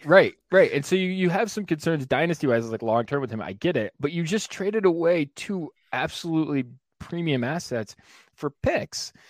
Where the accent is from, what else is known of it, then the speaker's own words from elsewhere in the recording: New York, United States; I'm from New York, so Syracuse, Rochester